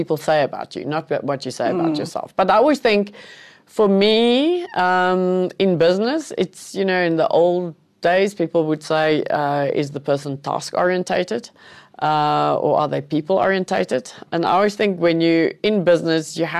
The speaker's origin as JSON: {"language": "English", "town": "Cape Town", "region": "Western Cape", "country": "South Africa", "tie": "born or raised there", "second_language": "English", "said": "I grew up in Cape Town"}